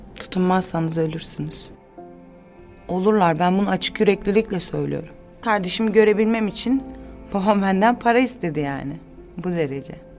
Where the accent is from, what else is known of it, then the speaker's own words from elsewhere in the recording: İzmir, Turkey; also born or lived in Balıkesir / Ankara; Ben İzmirliyim zaten. İzmir'e gittim tekrar.